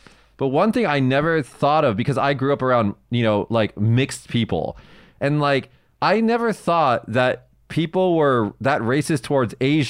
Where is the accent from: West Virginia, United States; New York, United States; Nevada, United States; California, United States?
Nevada, United States; Las Vegas; now in Japan; We actually have a giant Mormon temple in my hometown of Las Vegas